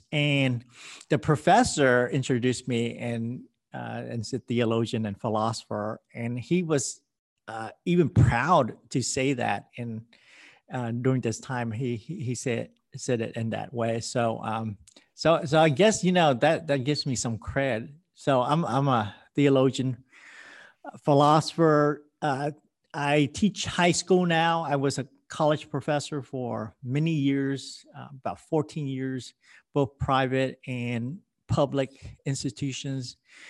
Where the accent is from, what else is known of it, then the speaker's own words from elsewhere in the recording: Houston, Texas, United States; also born or lived in Vietnam; But I immigrated here with my family in 1974, just right before Saigon fell, from Vietnam. And I grew up in Texas, here in Houston